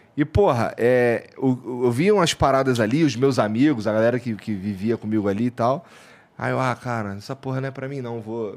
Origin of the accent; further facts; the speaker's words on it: Rio de Janeiro, Brazil; also born or lived in Curitiba; now in São Paulo, Brazil; eu fui criado lá no, no Rocha e no Jacaré ali, morei no Jacaré